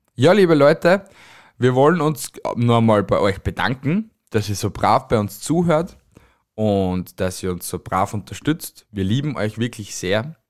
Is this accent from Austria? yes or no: yes; Amstetten, Lower Austria, Austria; moved away; also born or lived in Styria; ich bin ja kein gebürtiger Steirer. Ich bin ja aus Amstetten, also in Amstetten geboren